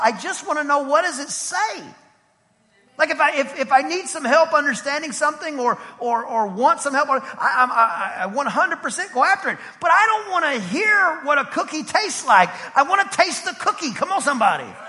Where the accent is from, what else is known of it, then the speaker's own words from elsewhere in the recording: East Texas, United States; I'm from East Texas. Almost Louisiana, but glory to the Lamb of God, I'm not